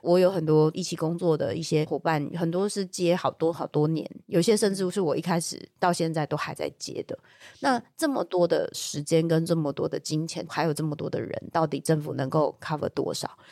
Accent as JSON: {"language": "Chinese", "country": "Taiwan", "said": "我们台湾社会"}